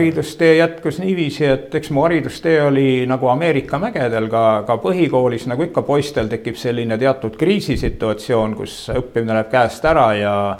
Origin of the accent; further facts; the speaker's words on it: western Saaremaa, Saare County, Estonia; ma olen äh, sündinud Saaremaa lääneosas täiesti